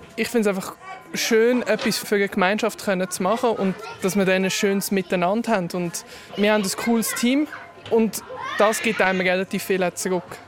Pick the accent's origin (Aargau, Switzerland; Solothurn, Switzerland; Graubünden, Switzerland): Aargau, Switzerland; Gipf-Oberfrick; Ich bin hier aufgewachsen in Gipfobenfrick, gerade nebenan